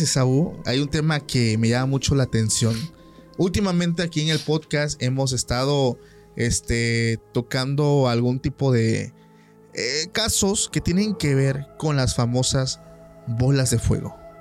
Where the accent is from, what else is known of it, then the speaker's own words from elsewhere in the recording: Oaxaca, Mexico; Yo soy de Oaxaca